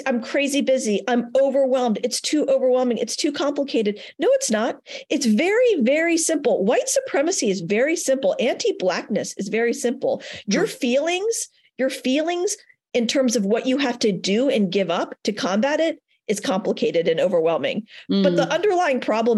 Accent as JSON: {"language": "English", "town": "Richmond", "region": "Virginia", "country": "United States", "tie": "born or raised there", "also_born_or_lived": "Denver", "moved": "yes", "said": "I've just moved back to my hometown of Richmond, Virginia"}